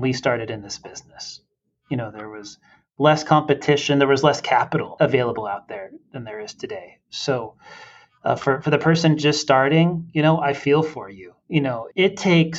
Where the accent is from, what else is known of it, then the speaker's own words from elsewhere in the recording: Southern California, United States; moved away; I was raised in Southern California, right? So I went to high school down there